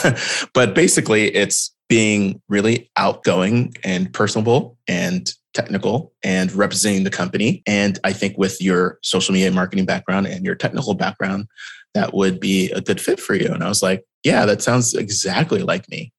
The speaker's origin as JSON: {"language": "English", "town": "Houston", "region": "Texas", "country": "United States", "tie": "born or raised there", "also_born_or_lived": "Austin, Texas", "moved": "as an adult", "said": "I grew up in Houston, Texas"}